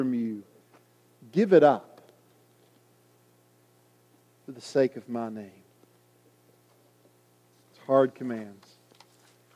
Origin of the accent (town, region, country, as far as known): United States